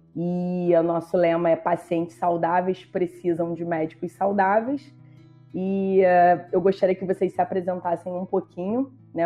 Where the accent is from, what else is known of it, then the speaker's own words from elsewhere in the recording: Rio de Janeiro, Brazil; eu sou do Rio de Janeiro